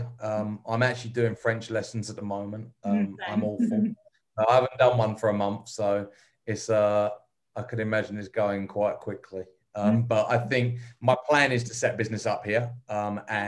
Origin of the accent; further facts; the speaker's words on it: England, United Kingdom; moved away; being English